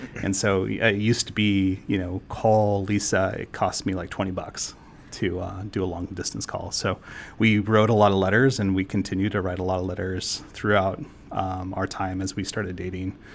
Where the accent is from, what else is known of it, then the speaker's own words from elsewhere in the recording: San Juan Islands, Washington, United States; also born or lived in Florida; now in Portland, United States; I grew up in, um, in the San Juan Islands in Washington, so I lived on an island my, uh, most of my childhood.